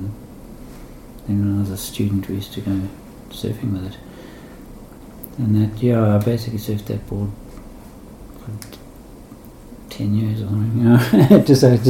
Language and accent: English; South West England, United Kingdom; Yeah, I grew up in Devon, but I didn't surf much there.